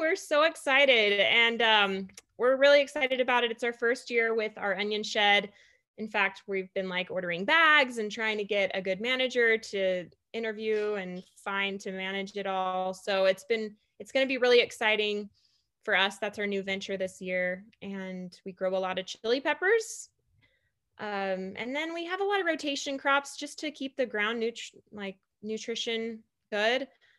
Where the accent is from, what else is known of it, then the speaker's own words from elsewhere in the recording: Madisonville, Texas, United States; I grew up in East Texas. My dad was military, so we did move on and off a lot to different military bases for a year or two here and there. But I claim East Texas, a very small town called Madisonville.